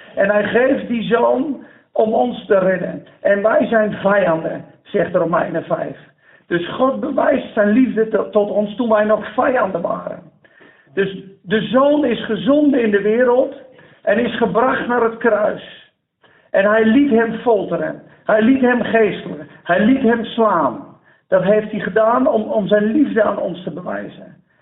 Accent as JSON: {"language": "Dutch", "country": "Netherlands", "said": "als Nederlanders"}